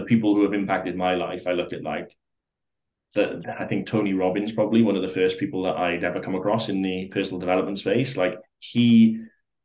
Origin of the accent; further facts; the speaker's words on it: South Wales, United Kingdom; Like we lived in like just a small town, like so I'm like from South Wales, lived in the valleys, like a small town